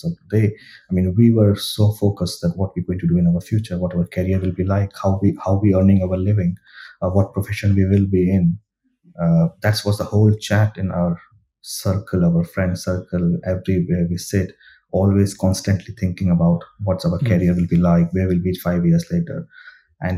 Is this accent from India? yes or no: yes; India; moved away as an adult; So I grew up in India. My early education, my school, university, colleges all come from India.